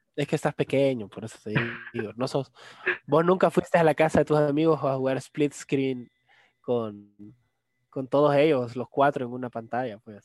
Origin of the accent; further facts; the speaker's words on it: El Salvador; mis papás son full salvadoreños